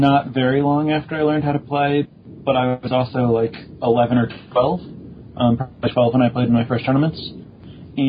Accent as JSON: {"language": "English", "town": "Chicago", "region": "Illinois", "country": "United States", "tie": "born or raised there", "said": "I grew up in the Chicago area."}